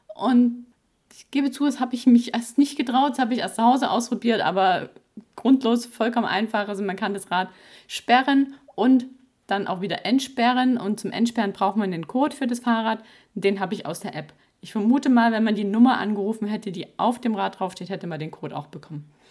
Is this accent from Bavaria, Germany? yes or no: no; Baden-Württemberg, Germany; bei uns im Ländle